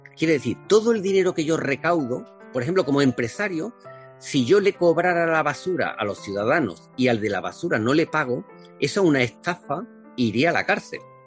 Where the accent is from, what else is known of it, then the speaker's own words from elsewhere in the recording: a village in Córdoba province, Andalusia, Spain; moved away as an adult; now in Valencia, Spain; Yo salí de, un pueblo de Córdoba eh, como inmigrante